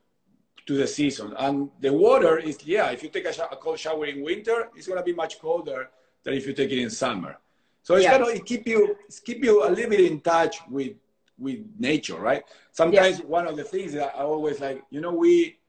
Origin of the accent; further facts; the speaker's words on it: Argentina; now in Southern California, United States; growing up in Argentina